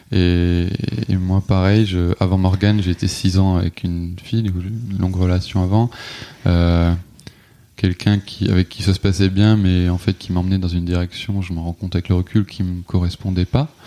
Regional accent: Alsace, Grand Est, France; also born or lived in south of France; j'ai grandi en Alsace

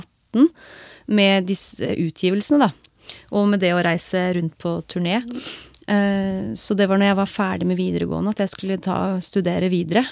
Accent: Skien, Telemark, Norway; her hjemme i Skien

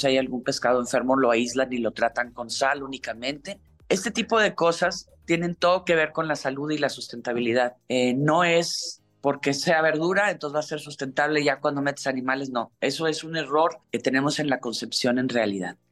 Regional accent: Monterrey, Nuevo León, Mexico; Yo soy de Monterrey

